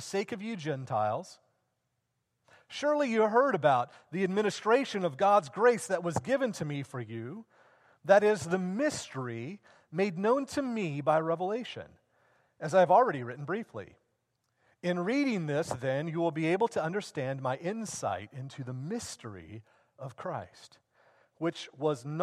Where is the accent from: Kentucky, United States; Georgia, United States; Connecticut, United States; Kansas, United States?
Kansas, United States; Sedgwick; moved away; I grew up in Sedgwick, Kansas.